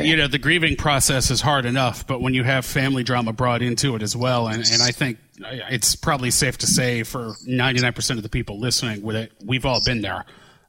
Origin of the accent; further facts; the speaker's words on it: outside of Cleveland, Ohio, United States; now in Tampa Bay, United States; I was born just outside of Cleveland.